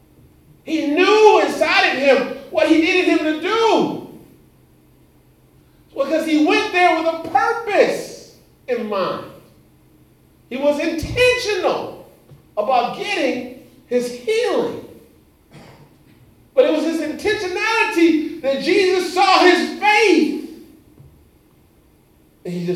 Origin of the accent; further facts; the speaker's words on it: Los Angeles, California, United States; moved away; also born or lived in Indiana / South Carolina; I grew up in Los Angeles, California